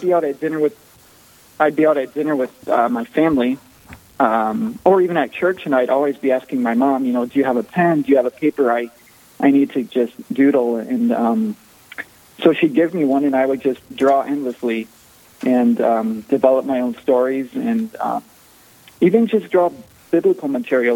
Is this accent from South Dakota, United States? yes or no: yes; Sioux Falls, South Dakota, United States; I was born here in Sioux Falls and uh, raised in a very uh, a very strong Catholic family